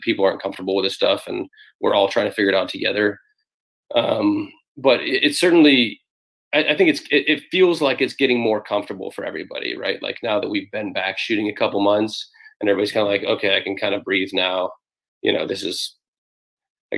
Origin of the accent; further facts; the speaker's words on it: Sonoma County, Bay Area, California, United States; born and raised in the Bay Area. I grew up here in Sonoma County